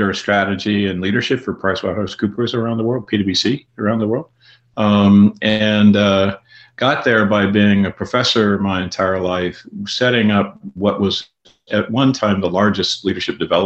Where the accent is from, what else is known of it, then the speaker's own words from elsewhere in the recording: Canada; now in United States; I grew up in Canada and live in the United States